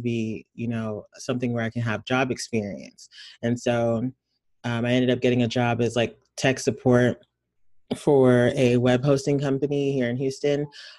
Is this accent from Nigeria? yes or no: yes; Nigeria; I'm Nigerian. I went to boarding school for middle school, and everybody there skipped sixth grade.